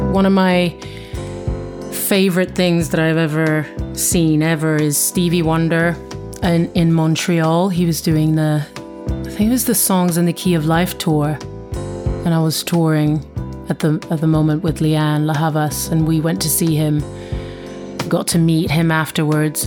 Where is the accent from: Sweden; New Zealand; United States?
Sweden; now in London, United Kingdom; I'm from Sweden originally, living in London